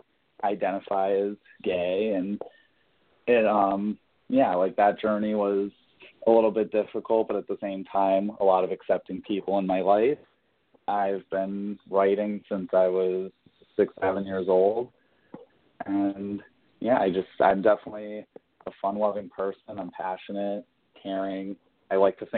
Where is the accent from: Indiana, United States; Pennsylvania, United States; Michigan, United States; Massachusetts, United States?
Massachusetts, United States; Springfield; I grew up in Indian Orchard in a little part in Springfield, Massachusetts